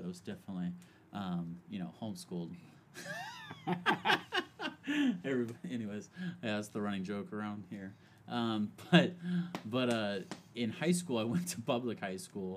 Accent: Merced, California, United States; also born or lived in San Mateo, California; we moved from San Mateo to the Central Valley in Merced, and that's where I grew up

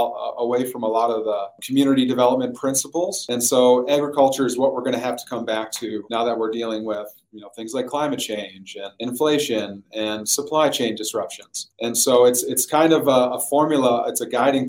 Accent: Williston, North Dakota, United States; I'm from Northwest North Dakota originally

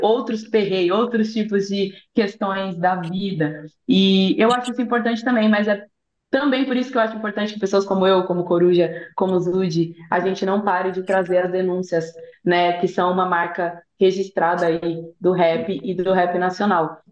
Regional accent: São Paulo, Brazil; eu sou de São Paulo

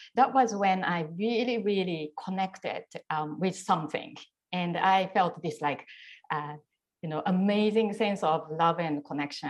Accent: Japan; also born or lived in Tokyo; when I was young and I grew up in Japan

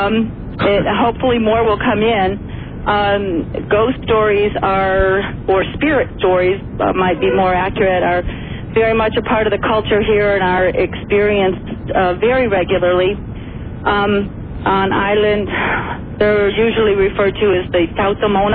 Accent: Chicago, Illinois, United States; now in Guam; I'm from Chicago

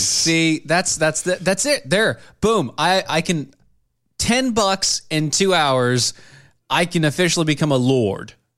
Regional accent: United States; I'm an American.

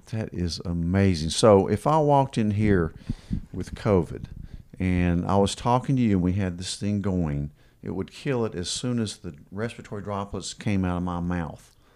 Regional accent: Kingsport, Tennessee, United States; growing up in Kingsport since we were little kids

